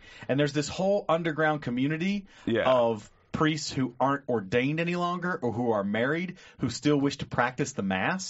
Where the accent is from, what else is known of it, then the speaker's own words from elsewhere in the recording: Lebanon, United States; But when I told people I was from Lebanon